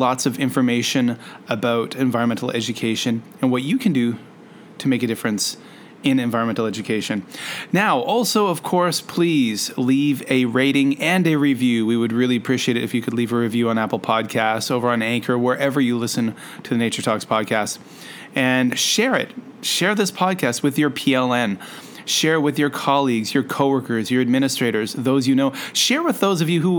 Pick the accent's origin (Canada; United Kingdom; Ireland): Canada; now in China; I'm a Canadian with a Japanese spouse living in China right now